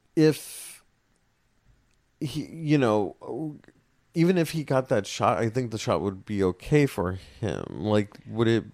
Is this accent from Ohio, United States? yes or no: no; West Covina, California, United States; I was from West Covina, so it was mm-hmm. WC WCHS.